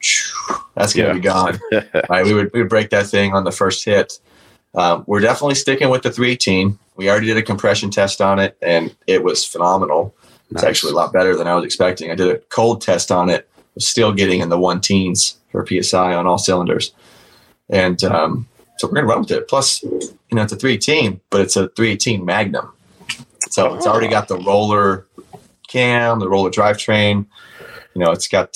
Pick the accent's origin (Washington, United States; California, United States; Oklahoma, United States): Washington, United States; moved away; We're both originally from Washington State.